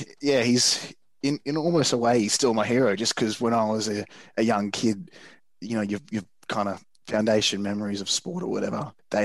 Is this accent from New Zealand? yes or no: no; Sydney, New South Wales, Australia; growing up in Bondi, I'd head down to the beach on a Saturday morning